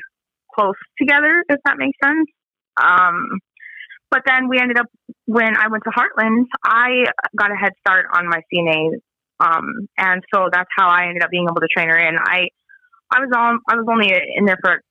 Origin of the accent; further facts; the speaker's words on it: Spirit Lake Reservation, North Dakota, United States; I'm from Spirit Lake Reservation